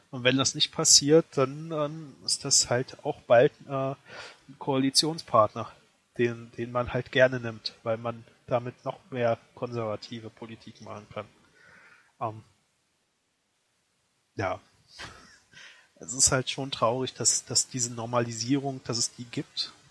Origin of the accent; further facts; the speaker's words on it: Berlin, Germany; born there; ich wurde in Berlin geboren.